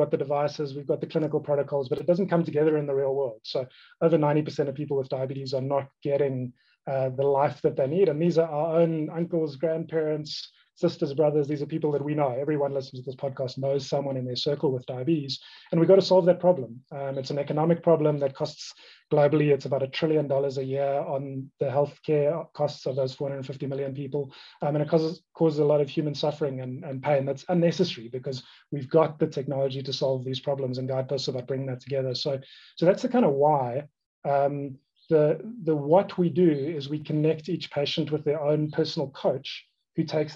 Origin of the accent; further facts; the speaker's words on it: Cape Town, Western Cape, South Africa; I grew up in Cape Town, South Africa